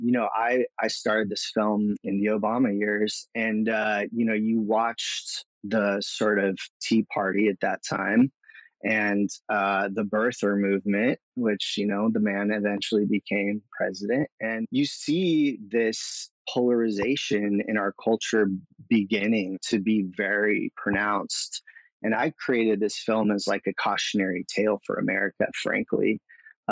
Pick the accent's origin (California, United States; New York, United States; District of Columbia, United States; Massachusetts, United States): California, United States; Southern; I grew up in Southern California